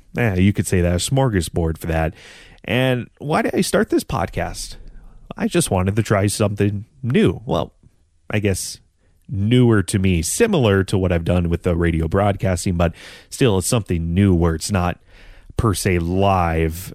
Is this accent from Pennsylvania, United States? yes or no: no; North Dakota, United States; I'm from North Dakota